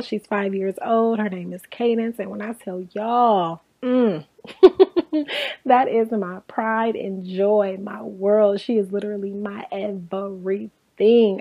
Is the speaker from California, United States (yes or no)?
yes; Inglewood, California, United States; born and raised in Inglewood, California. I'm actually still in California.